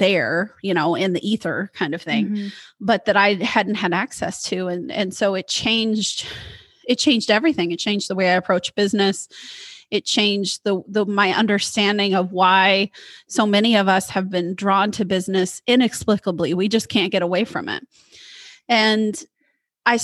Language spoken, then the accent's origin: English; Midwest, United States; moved away; also born or lived in Portland, Oregon; I'm from the Midwest. And so being the good Midwestern woman that I was